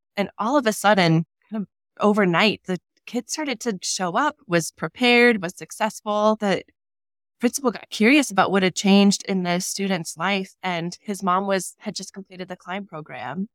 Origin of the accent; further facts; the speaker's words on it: Sheridan, Wyoming, United States; I was born in Sheridan and raised there